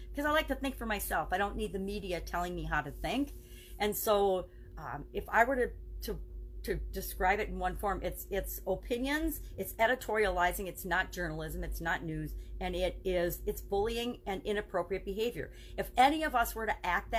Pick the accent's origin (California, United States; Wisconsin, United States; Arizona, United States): Wisconsin, United States; I'm from Wisconsin, the Midwest, and we say you guys. I grew up for, 25 years saying you guys.